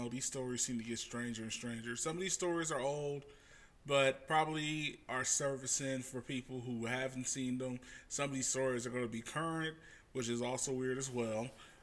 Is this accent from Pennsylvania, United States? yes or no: no; Independence, Missouri, United States; my hometown of Independence, Missouri, which is in Kansas City